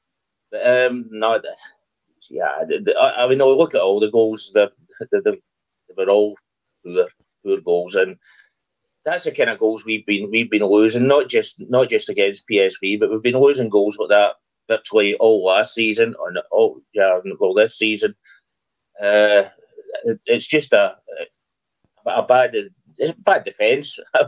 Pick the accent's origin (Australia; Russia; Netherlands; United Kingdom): Netherlands; I was brought up in football in Holland, and I've seen amateur footballers be better than our midfield was yesterday.